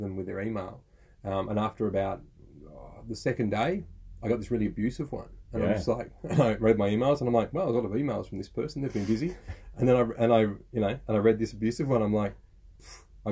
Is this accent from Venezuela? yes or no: no; Australia; We're Aussie blokes